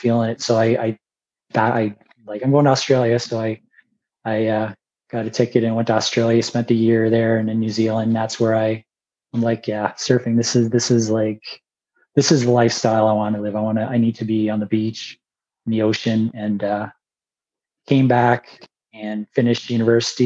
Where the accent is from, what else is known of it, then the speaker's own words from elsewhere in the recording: Puce, Ontario, Canada; I grew up in the area just like you. I grew up in Puce